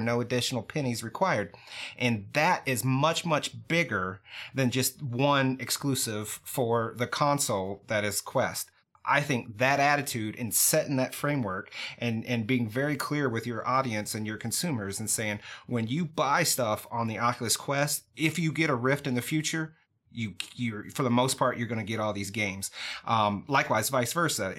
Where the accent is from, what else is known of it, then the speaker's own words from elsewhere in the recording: United States; I'm an American.